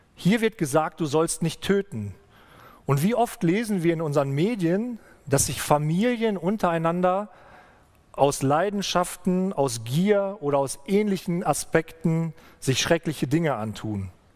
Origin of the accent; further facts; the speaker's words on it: Germany; bei uns in Deutschland